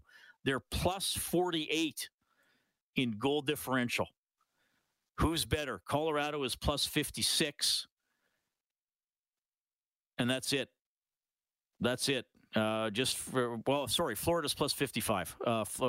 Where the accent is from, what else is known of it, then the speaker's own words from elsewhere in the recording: Canada; Am I an ignorant Canadian